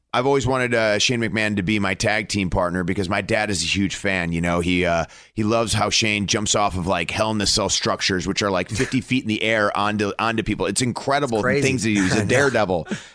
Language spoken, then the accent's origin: English; Cleveland, Ohio, United States; we were in Cleveland in my hometown